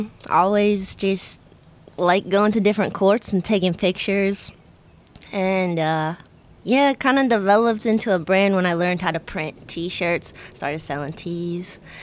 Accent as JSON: {"language": "English", "town": "Pittsburgh", "region": "Pennsylvania", "country": "United States", "moved": "yes", "lives_now": "Orlando, United States", "said": "I'm from Pittsburgh"}